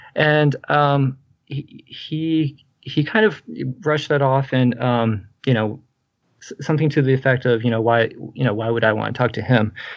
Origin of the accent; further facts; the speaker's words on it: Texas, United States; I'm a Baptist from Texas, the Bible Belt